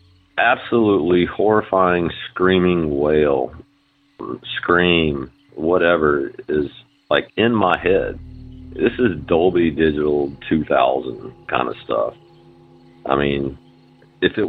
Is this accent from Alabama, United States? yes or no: yes; Mobile, Alabama, United States; I'm from Mobile, Alabama